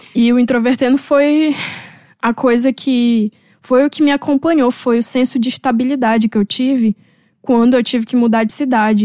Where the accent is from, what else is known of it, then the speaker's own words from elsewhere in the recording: North Region of Brazil, Brazil; moved away; voltar para minha região. Talvez trabalhar, dando aula em alguma universidade da região norte